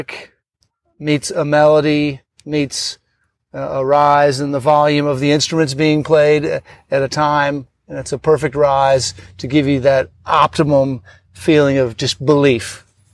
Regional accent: Northern Illinois, United States; I grew up in Northern Illinois

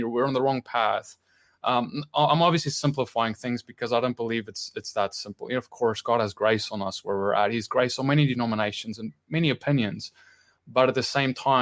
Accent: South Africa; born or raised there

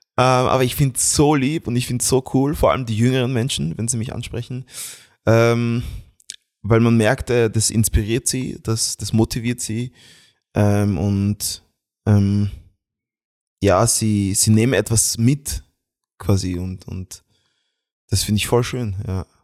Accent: Graz, Styria, Austria; ich bin Österreicher, weil ich bin hier in Graz äh, geboren und aufgewachsen

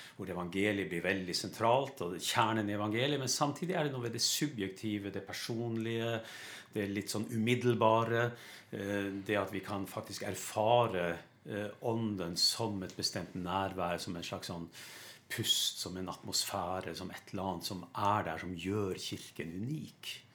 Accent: Lofoten, Nordland, Norway; moved away; jeg kommer opprinnelig fra Lofoten. Det hører du på dialekta mi

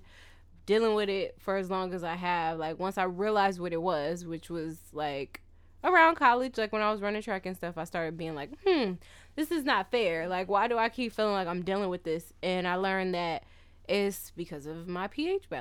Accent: California, United States; I'm from California.

